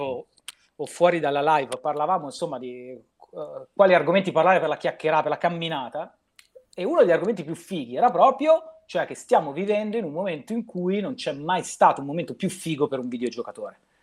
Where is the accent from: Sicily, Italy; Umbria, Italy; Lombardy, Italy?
Lombardy, Italy; Milan; io sono di Affori